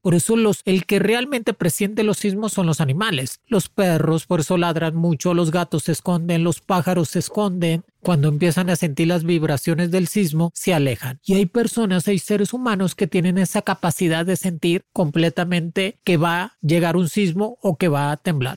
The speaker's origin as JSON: {"language": "Spanish", "country": "Mexico", "said": "somos fuertes, el mexicano es fuerte"}